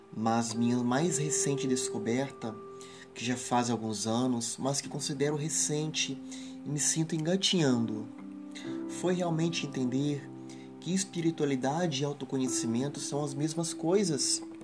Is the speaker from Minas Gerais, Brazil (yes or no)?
yes; Ubá, Minas Gerais, Brazil; no município de Ubá, na zona da Mata Mineira, onde nasci, cresci e vivo